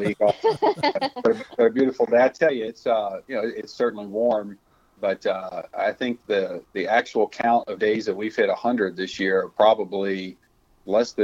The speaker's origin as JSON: {"language": "English", "region": "South Louisiana", "country": "United States", "moved": "yes", "said": "I'm from South Louisiana originally, and most of my family lives in the southern parts of that state"}